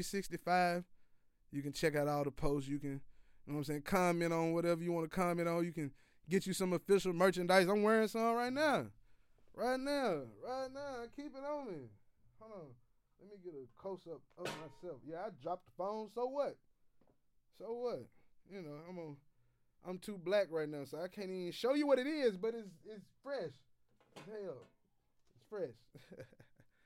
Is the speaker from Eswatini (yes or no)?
no; West Tennessee, United States; We're both from West Tennessee area